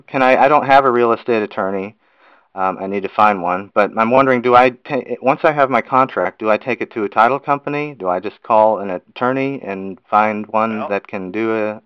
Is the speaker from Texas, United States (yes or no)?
yes; Houston, Texas, United States; From Houston, Texas.